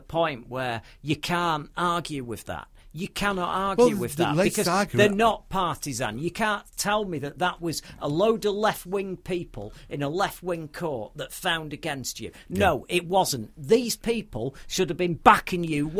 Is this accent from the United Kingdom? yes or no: yes; United Kingdom; being a Brit